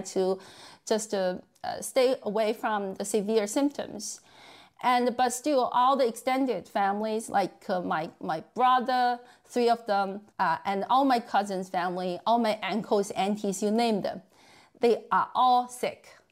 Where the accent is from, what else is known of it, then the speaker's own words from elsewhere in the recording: Beijing, China; moved away; in my hometown city, Beijing